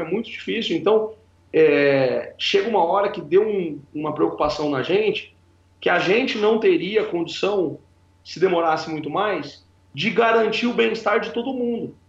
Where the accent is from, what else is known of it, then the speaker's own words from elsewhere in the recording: Piracicaba, São Paulo, Brazil; moved away; Eu saí lá de Piracicaba